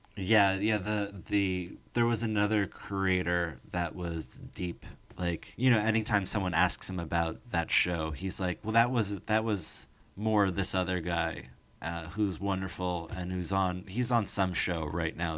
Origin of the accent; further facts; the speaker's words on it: New Jersey, United States; I'm from New Jersey